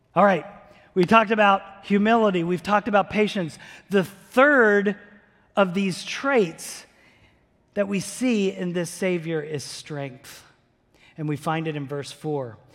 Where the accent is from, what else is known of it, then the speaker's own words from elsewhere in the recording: New Jersey, United States; moved away; I grew up in New Jersey